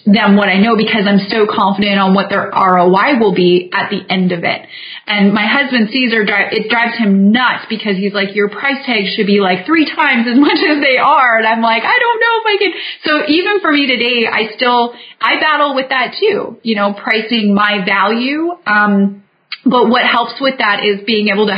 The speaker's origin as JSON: {"language": "English", "town": "Vancouver", "region": "British Columbia", "country": "Canada", "moved": "as an adult", "lives_now": "United States", "said": "I'm from Vancouver, Canada"}